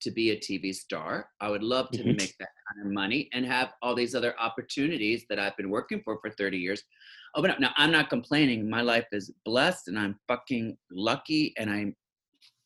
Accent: suburbs of Baltimore, Maryland, United States; moved away as an adult; also born or lived in New York / Berlin; now in Los Angeles, United States; I grew up in Maryland, outside in the suburbs of Baltimore.

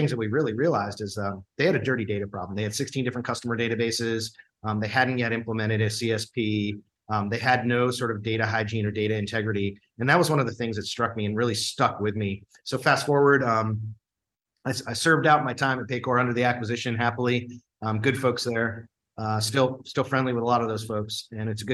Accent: Cleveland, Ohio, United States; moved away; also born or lived in San Francisco; I grew up in Cleveland

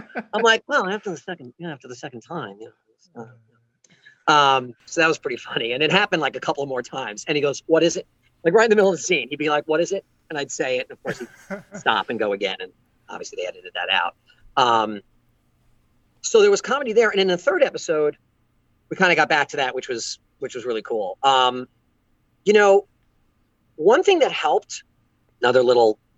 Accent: Long Island, New York, United States; I'm from Long Island. I know how people talk, all right, all the time. This is what I grew up with.

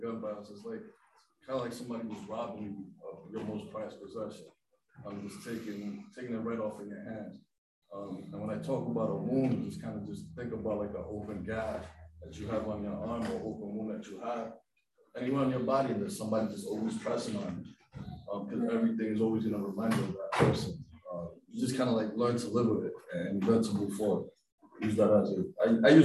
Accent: New York, United States; I was born in New York. My family is from the capital

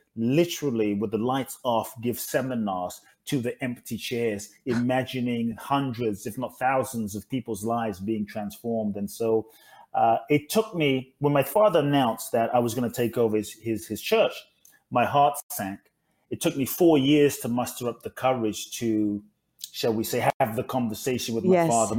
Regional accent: London, United Kingdom; also born or lived in Ghana; now in Los Angeles, United States; I was born in Ghana, West Africa. My father's from Ghana. My mother's Japanese. I grew up in London, now in LA.

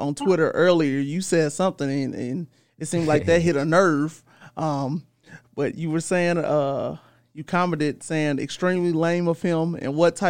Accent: St. Louis, Missouri, United States; I'm from St. Louis

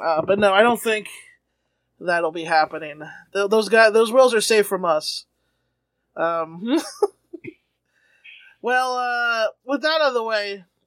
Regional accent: New York City, New York, United States; I grew up in New York City in 2023

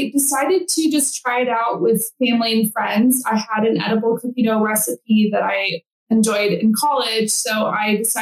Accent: Central Texas, United States; also born or lived in Nashville, Tennessee; I grew up here in Central Texas.

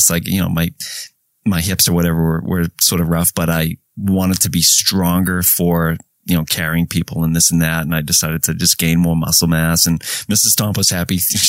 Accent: Lynn, Massachusetts, United States; grew up in Lynn, Mass, north of Boston, Lynn, the city of sin.

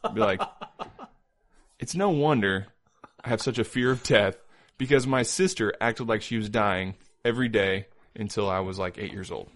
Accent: Indiana, United States; also born or lived in Iowa; now in Independence, Missouri, United States; I live in Independence. I'm from Indiana

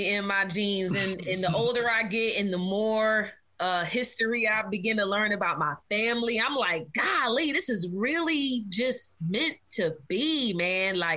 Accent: Virginia, United States; there were a few places we we bounced around to, um, but we settled in, in Virginia. And uh, child, my growing up in Virginia was cool though

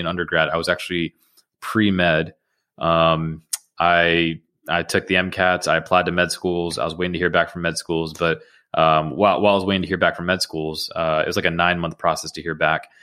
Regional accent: Georgia, United States; also born or lived in Queens, New York / Atlanta; My, uh, family moved to the suburbs of Georgia when I was, uh, eight years old

